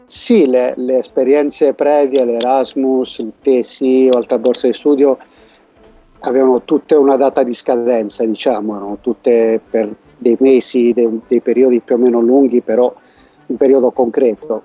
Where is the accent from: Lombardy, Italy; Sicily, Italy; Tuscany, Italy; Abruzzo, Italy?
Abruzzo, Italy; Casoli; moved away as an adult; also born or lived in Bologna; now in Valencia, Spain; sono abruzzese, della zona della provincia di Chieti, di Casoli, non del Teramano